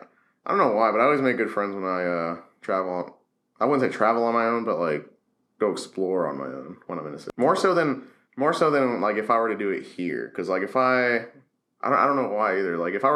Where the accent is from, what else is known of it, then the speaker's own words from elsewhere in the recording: Kansas City, United States; I'm from Kansas City.